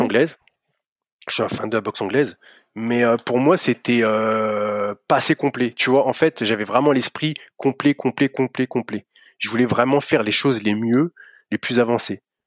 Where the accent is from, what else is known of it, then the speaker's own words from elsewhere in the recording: Reims, Grand Est, France; je suis de Reims, alors c'est à une heure et demie au-dessus de Paris, c'est à Champagne-Ardenne